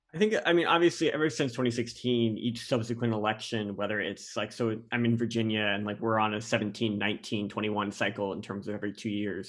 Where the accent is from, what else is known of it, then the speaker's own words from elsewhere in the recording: Canada; now in United States; I'm a Canadian citizen